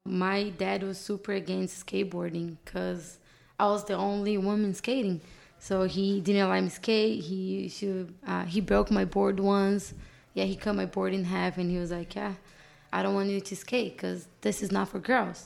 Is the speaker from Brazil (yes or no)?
yes; Brazil; English is a second language; moved away as an adult; now in Los Angeles, United States; My whole family is still back in Brazil